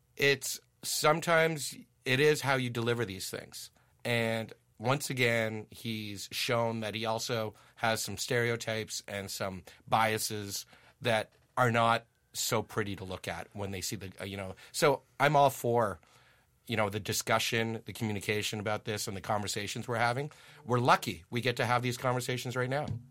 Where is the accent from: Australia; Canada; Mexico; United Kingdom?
Canada; Ottawa, Ontario; also born or lived in Germany; I'm from Ottawa. I'm from Riverside Park